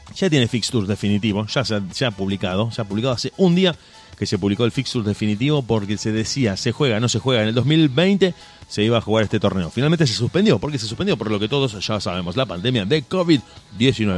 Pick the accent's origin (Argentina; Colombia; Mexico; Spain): Argentina; somos argentines